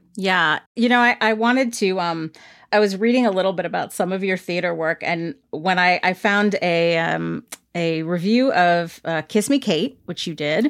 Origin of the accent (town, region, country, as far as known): United States